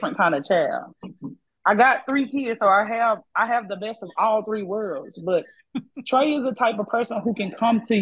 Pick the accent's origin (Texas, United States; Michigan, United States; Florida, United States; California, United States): Texas, United States; Mahale; also born or lived in Arlington, Texas / Waco, Texas; I'm from Mahale, Texas, a small town, you know, by Waco.